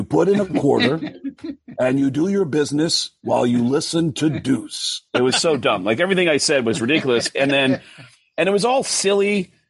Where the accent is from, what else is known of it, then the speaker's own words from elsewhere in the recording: New York, United States; As a kid growing up in New York in the 70s.